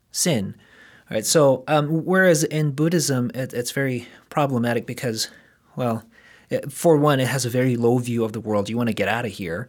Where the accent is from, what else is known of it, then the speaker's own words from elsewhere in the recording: South Korea; moved away; I grew up in South Korea